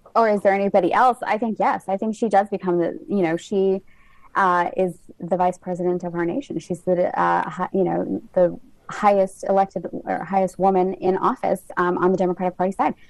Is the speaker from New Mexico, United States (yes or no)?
yes; New Mexico, United States; now in Alexandria, United States; I was born and raised in New Mexico.